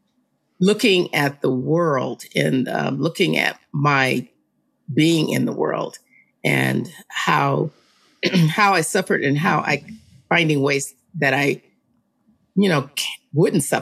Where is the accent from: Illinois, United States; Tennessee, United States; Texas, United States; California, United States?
California, United States; Los Angeles; I was raised in Los Angeles